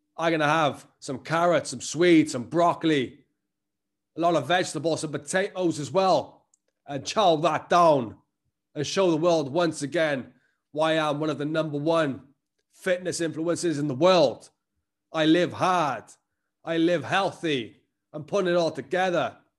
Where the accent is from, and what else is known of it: Welsh, Wales, United Kingdom